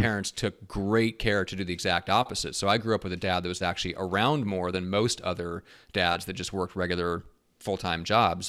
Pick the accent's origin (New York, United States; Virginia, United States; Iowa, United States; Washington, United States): Iowa, United States; moved away; actually grew up in Iowa, so I'm a Midwest guy